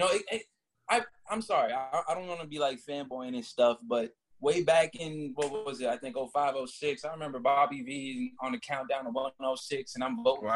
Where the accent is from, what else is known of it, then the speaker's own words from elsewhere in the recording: Orlando, Florida, United States; also born or lived in Rhode Island; I was born in Rhode Island, but I, I rep Orlando, Florida heavy. I was there for majority of my life